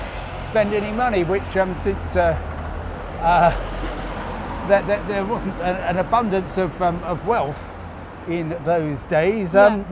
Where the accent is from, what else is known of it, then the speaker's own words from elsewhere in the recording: Crawley, South East England, United Kingdom; I come from Crawley.